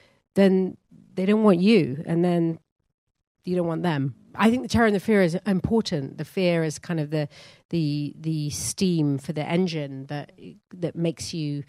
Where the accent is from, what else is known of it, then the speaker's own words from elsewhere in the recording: England, United Kingdom; I'm first generation, and so I am English